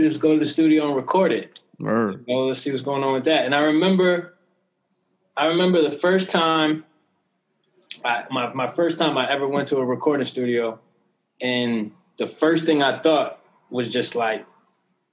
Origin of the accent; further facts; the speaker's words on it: New Jersey, United States; I'm from Jersey